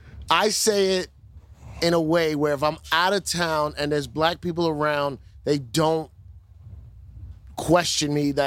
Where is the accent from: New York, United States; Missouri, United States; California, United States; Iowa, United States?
New York, United States; New York City; In New York, we're all the same. Plus, if you want to start getting deep, we're Caribbean, so that we come from the African diaspora